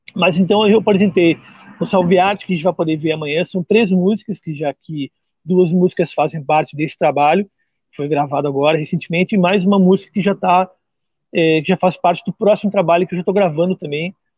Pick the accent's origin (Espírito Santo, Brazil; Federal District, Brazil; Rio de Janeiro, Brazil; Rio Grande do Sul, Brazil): Rio Grande do Sul, Brazil; Pelotas; now in Jaguarão, Brazil; eu sou natural de Pelotas, mas hoje em dia resido na cidade de Jaguarão.